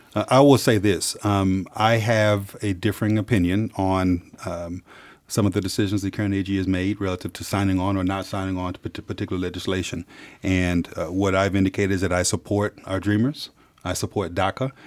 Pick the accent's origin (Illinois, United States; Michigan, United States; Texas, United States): Texas, United States; Dallas; I'm from Dallas, Texas. I'm from the South. I'm an African-American male who's grown up in the South